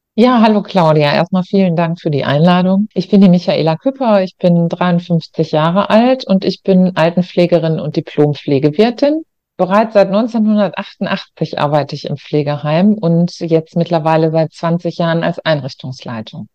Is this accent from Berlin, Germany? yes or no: no; Ruhr area, North Rhine-Westphalia, Germany; ich komme aus Nordrhein-Westfalen, aus dem Ruhrgebiet und habe auch immer nur dort gearbeitet